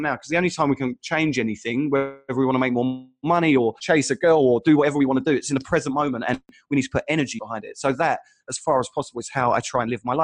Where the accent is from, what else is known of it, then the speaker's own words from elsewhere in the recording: Essex, East of England, United Kingdom; moved away; also born or lived in Sydney; I grew up in Essex